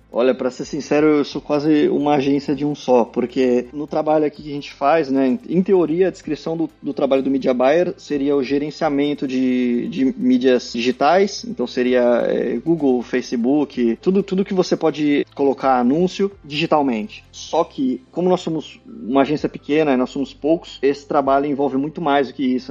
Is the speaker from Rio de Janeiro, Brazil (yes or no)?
no; Santos, São Paulo, Brazil; moved away as an adult; also born or lived in Portugal / Hungary; now in Greece; Eu nasci e fui criado na cidade de Santos, em São Paulo.